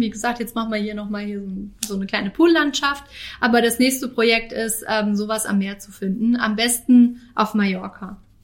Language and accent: German; Northern Hesse, Germany; now in Karlsruhe, Germany; meine Familie ist in meiner Heimat, also in Nordhessen